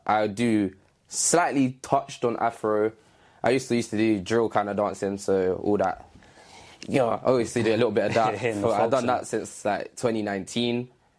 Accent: London, United Kingdom; I'm from the east side of London. Nationality-wise, I'm Jamaican. I am also mixed with something else, but it's not like a predominant side.

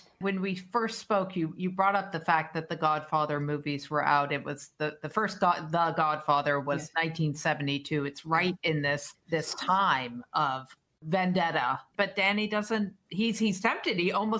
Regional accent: Boston, Massachusetts, United States; as a Bostonian

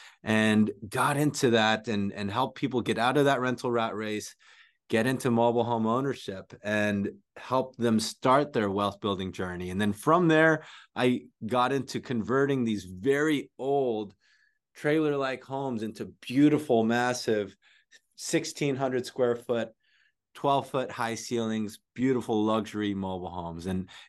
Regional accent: San Jose, California, United States; also born or lived in Philippines; I came here from the Philippines, grew up. I actually moved to San Jose straight from the Philippines at a young age, and was in an unfortunate housing situation where my parents split up, lost a house.

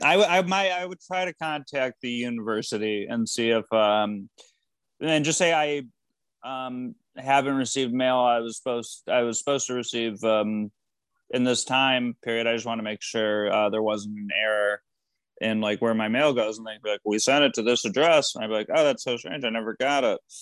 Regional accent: Michigan, United States; I grew up in Michigan

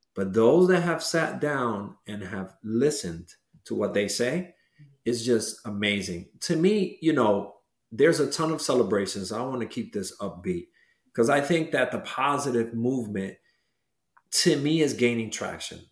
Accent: New York City, New York, United States; growing up in Washington Heights

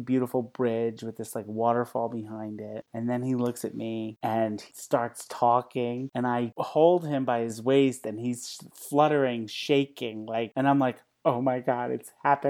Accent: New Rochelle, New York, United States; I'm from New Rochelle

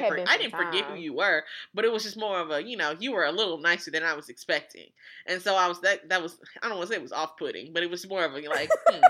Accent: St. Louis, Missouri, United States; now in Warrensburg, United States; I'm from St. Louis. I'm 25. I'm 25.

